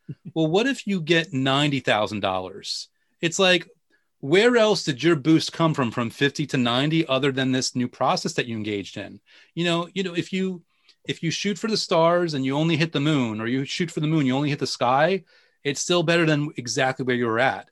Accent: New York, United States; I'm a New Yorker

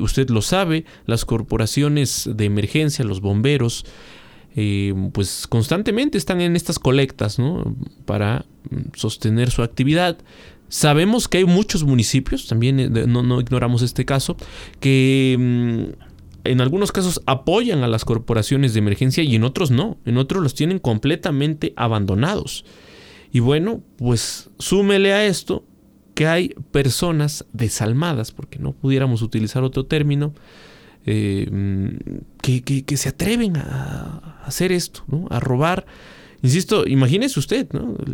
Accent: Mexico; somos todos los mexicanos

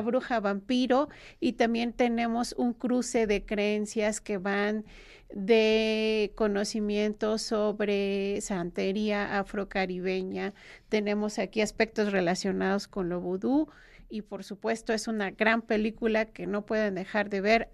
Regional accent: Mexico; como mexicanos

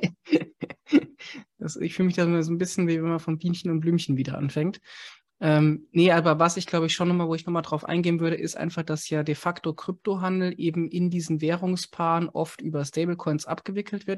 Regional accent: Germany; als Deutsche

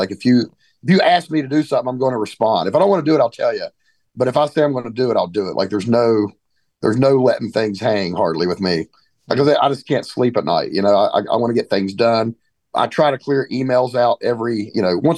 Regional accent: West Virginia, United States; growing up in West Virginia, I kind of grew up without a dad for the most part.

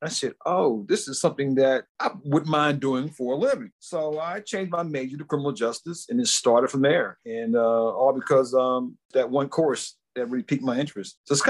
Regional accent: Washington, District of Columbia, United States; I guess it started back. I'm from the Washington, D.C. area originally

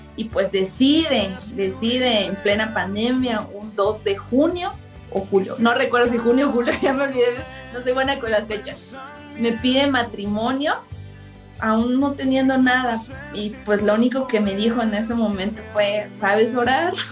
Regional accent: central Chiapas, Mexico; Yo soy del centro de Chiapas

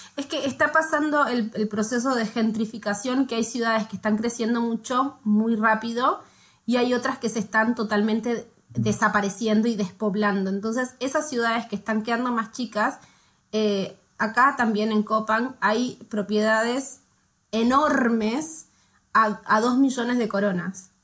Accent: Argentina; moved away as an adult; now in Norway; somos una familia argentina

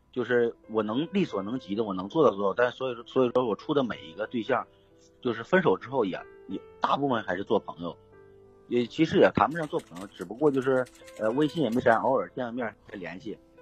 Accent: Northeast China, China; moved away; 今年是，虚岁是二十九了，我啊也是东北的，现在在外边儿

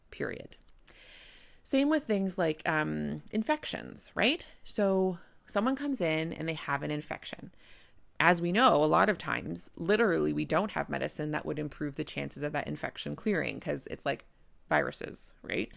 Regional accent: Canada; I'm a Canadian family physician

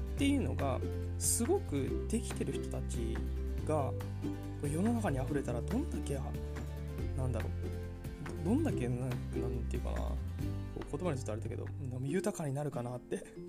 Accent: Kanagawa, Japan; moved away as an adult; also born or lived in Hokkaido; 僕の実家ね神奈川にあるんですけど

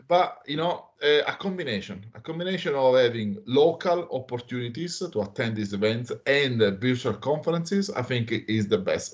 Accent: Italy; moved away as an adult; now in Australia; I'm originally from Italy. I moved to Australia in uh, 2013

